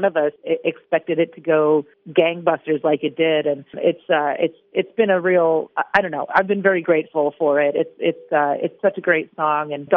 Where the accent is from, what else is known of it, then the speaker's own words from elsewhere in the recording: Pennsylvania, United States; I grew up in Pennsylvania